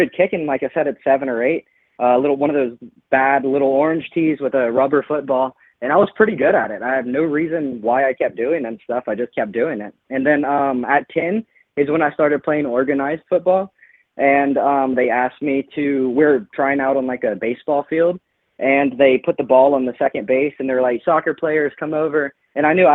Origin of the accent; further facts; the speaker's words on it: Lafayette, Louisiana, United States; moved away as an adult; now in Bay Area, United States; I went to Lafayette High